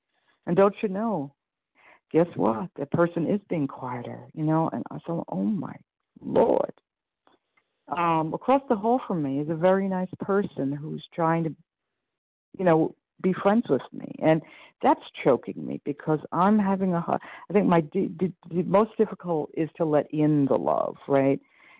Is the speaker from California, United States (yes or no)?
no; Iowa, United States; from Iowa.